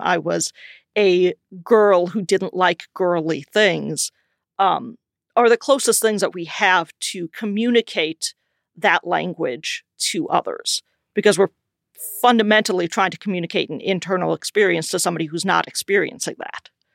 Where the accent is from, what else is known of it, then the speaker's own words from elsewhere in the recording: South Dakota, United States; moved away as an adult; now in Minneapolis, United States; I grew up in South Dakota